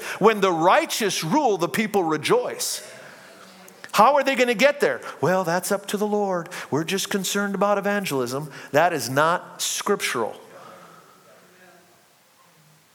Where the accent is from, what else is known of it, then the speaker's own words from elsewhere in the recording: United States; I am a citizen of heaven before I'm a citizen of the United States